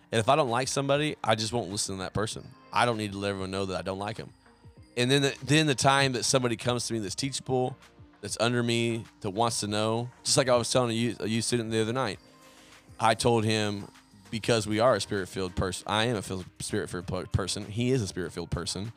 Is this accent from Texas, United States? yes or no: no; Oklahoma, United States; moved away; also born or lived in Central Arkansas; where I grew up in Oklahoma